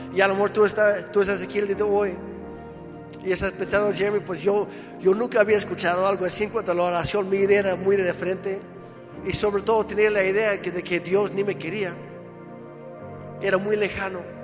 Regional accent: Mexico; como mexicanas y mexicanos

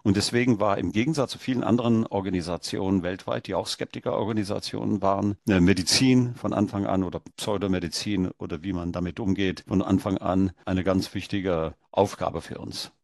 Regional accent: India; now in Germany; Ich bin in Deutschland geboren, in Indien aufgewachsen und dann in Deutschland dann wieder berufstätig geworden

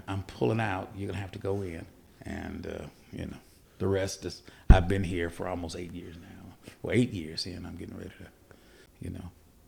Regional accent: Seattle, Washington, United States; moved away as an adult; also born or lived in Texas / Richmond, Virginia; now in Winston-Salem, United States; I was born and raised in Seattle, Washington

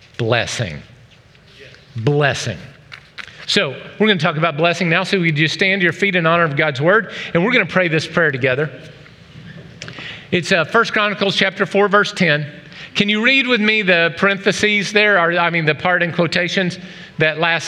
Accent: the South, United States; moved away; I was raised in the South

